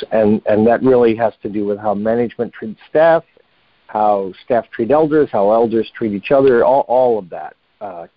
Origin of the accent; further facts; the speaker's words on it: Appalachia, United States; moved away; I grew up in Appalachia, and I was surrounded in my whole life by an extended family, multi-generational family